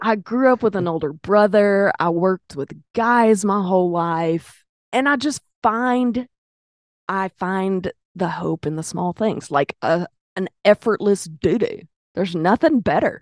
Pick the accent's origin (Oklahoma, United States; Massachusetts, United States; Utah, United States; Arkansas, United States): Arkansas, United States; Pine Bluff; I'm from Pine Bluff